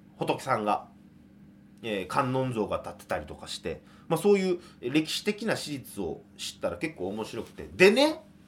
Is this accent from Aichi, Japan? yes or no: no; Kobe, Hyogo, Japan; 僕の地元神戸長田